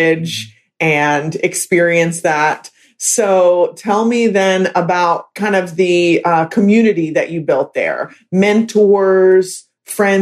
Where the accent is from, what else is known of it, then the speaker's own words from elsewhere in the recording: Maryland, United States; now in Kentucky, United States; I'm from Maryland and have family in New Jersey